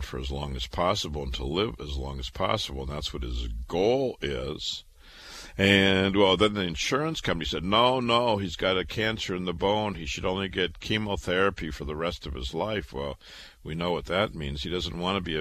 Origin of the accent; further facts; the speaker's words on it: Waterloo, Iowa, United States; now in New York City, United States; I was born and raised in Waterloo, Iowa, went to public school